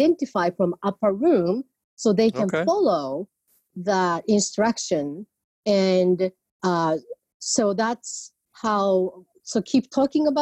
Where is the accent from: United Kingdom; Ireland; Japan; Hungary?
Japan; moved away as an adult; now in California, United States; I was born in Japan and as a non-Christian family, and I came to the United States for college